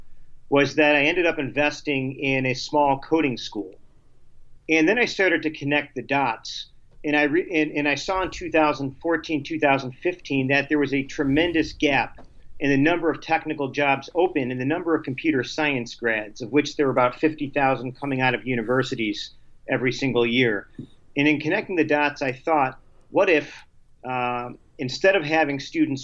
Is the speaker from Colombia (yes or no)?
no; Binghamton, New York, United States; I grew up in Binghamton, New York